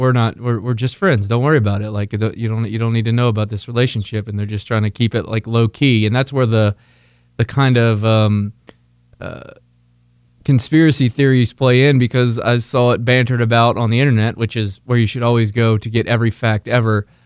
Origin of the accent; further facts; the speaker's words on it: Northern Kentucky, United States; Since I'm the expert from Northern Kentucky